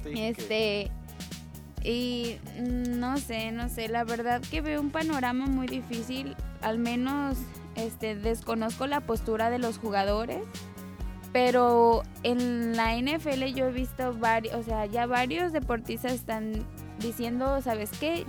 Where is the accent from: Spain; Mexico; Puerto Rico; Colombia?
Mexico; de nuestro México, de nuestro estado, de nuestro municipio